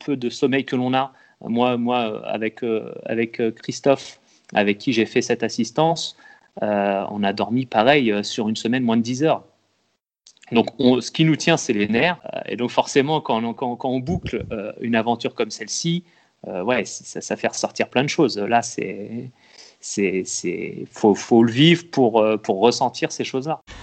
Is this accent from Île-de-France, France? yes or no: no; Loir-et-Cher, Centre-Val de Loire, France; je viens de, je suis du Loir-et-Cher